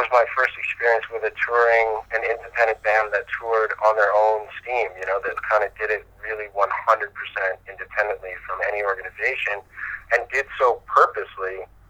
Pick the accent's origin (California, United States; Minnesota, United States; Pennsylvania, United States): Pennsylvania, United States; Philadelphia; born there; Well, I'm born in Philadelphia.